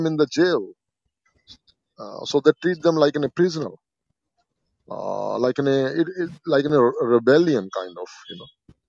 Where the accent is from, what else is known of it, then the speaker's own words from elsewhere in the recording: India; I'm from India